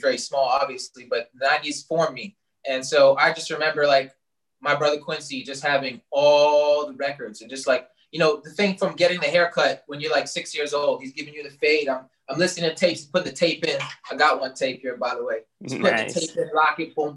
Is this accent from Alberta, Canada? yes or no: no; Toronto, Ontario, Canada; also born or lived in Brampton / Oakville; I was born in Brampton, but never really lived there, just born there. But I was raised in Etobicoke, that's Toronto.